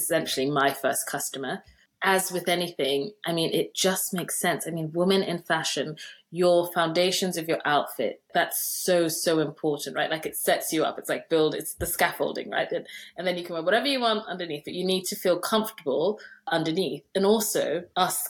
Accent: Nigeria; I'm Nigerian

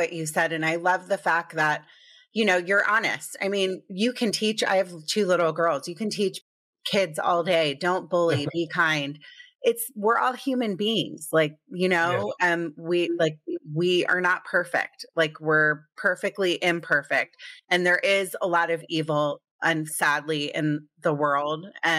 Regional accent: Potomac, Maryland, United States; I grew up in Potomac, Maryland.

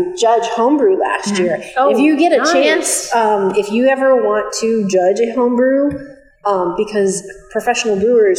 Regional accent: Hawaii, United States; moved away; I'm originally from Hawaii

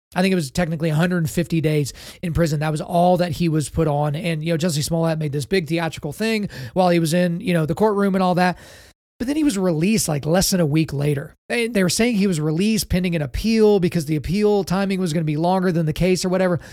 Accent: Oklahoma, United States; in the state of Oklahoma, my home state

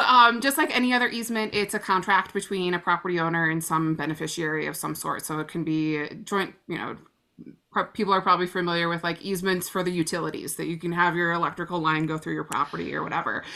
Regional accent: Illinois, United States; moved away; we grew up together back in Illinois

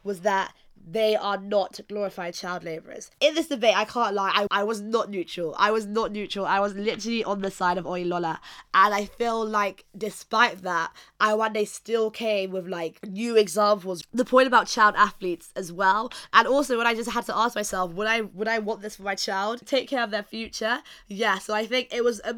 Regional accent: Nigeria; I am Nigerian myself

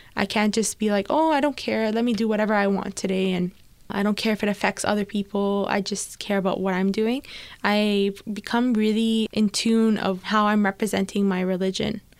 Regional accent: Toronto, Ontario, Canada; I'm from Etobicoke

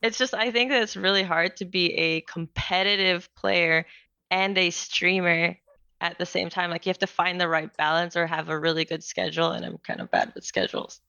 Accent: Philippines; moved away as an adult; also born or lived in New Zealand / France; now in Atlanta, United States; I was born and raised in the Philippines, and I lived there for most of my life

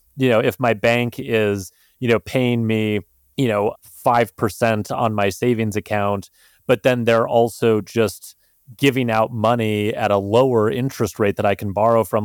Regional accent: Montana, United States; I had growing up in Montana

